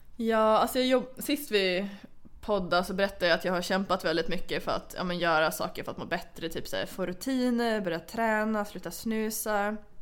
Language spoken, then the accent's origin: Swedish; Sweden; jag är från Sverige